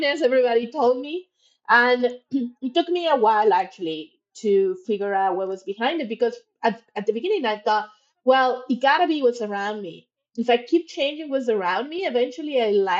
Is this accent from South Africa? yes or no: no; Monterrey, Nuevo León, Mexico; moved away as an adult; also born or lived in Mexico City / United States / Toronto, Canada; I was born in Mexico City, grew up in Monterrey